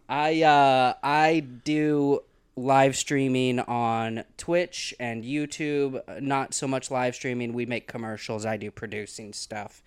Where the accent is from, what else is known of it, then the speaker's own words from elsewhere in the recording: Pontiac, Missouri, United States; also born or lived in Gainesville, Missouri; now in Los Angeles, United States; I'm from a little town in southern Missouri called Pontiac, Missouri